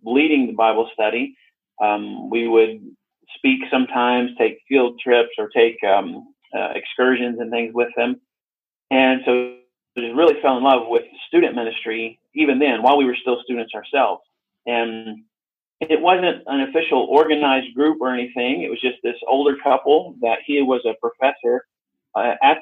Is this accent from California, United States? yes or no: no; Arkansas, United States; I grew up in America, in the state of Arkansas